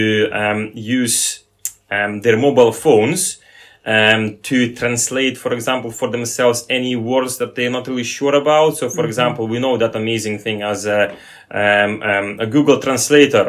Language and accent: English; Lithuania; English is a second language; now in Peterhead, United Kingdom; myself, I'm originally from Lithuania, and do speak several languages